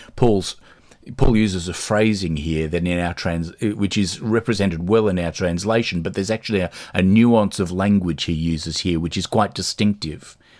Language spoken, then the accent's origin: English; Australia; now in Dublin, Ireland; when I grew up in Australia